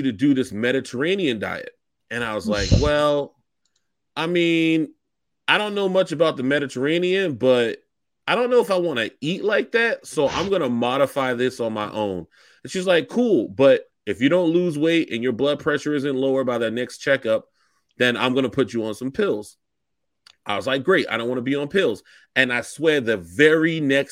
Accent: Charleston, South Carolina, United States; I'm from Charleston. I identify as a Gullah Geechee person

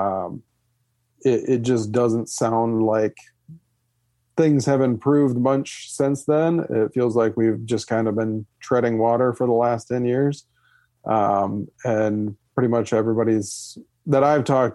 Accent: Michigan, United States; I'm from Michigan

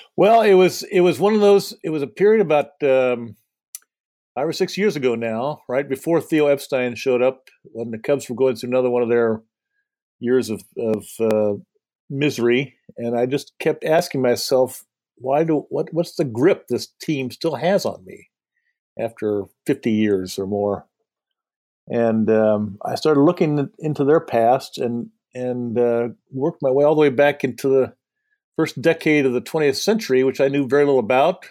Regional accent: southern Indiana, United States; also born or lived in Madison, Wisconsin (summers); now in Washington DC, United States; I grew up in southern Indiana, uh, where my parents lived, which is Cardinals country

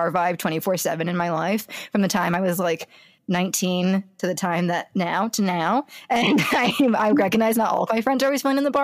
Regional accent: greater LA area, California, United States; there's bars in my hometown

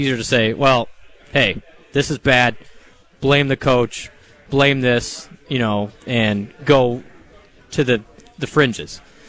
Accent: Iowa, United States; Honestly, and I grew up in Iowa.

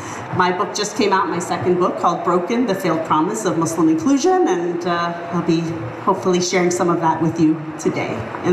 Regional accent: New York City, New York, United States; first married a Cuban Catholic and then a Colombian Catholic. So very mixed family. And I was born and raised in New York City.

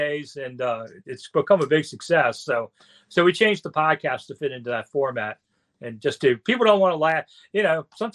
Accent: Washington, United States; growing up in Washington

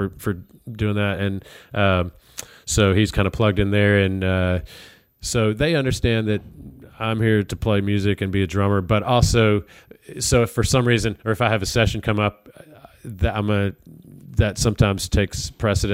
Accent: Birmingham, Alabama, United States; moved away as an adult; also born or lived in Columbus, Georgia; now in Nashville, United States; I was born in Columbus because my parents were actually... they had gone to school at Auburn, and they were teaching high school in Columbus. And then I'm really from Birmingham. I've grown up in Birmingham, so I'm from Alabama

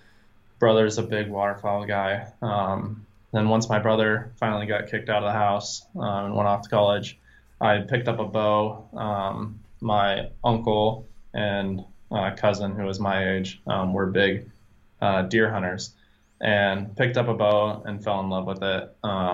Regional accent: Iowa, United States; So I grew up in Iowa, in the Midwest.

